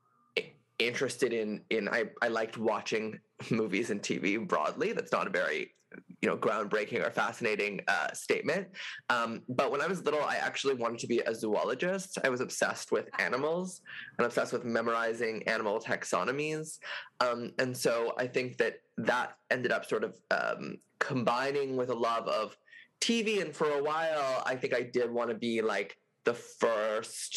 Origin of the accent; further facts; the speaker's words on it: Montreal, Quebec, Canada; also born or lived in New York; I'm from Quebec, I'm from Montreal, so we have CJEP here